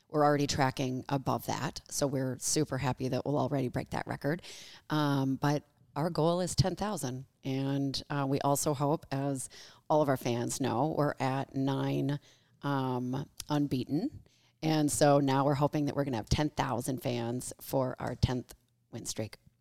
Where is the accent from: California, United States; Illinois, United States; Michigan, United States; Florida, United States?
Michigan, United States; moved away as an adult; also born or lived in Los Angeles; now in Kansas City, United States; I am from the Midwest. I'm from Michigan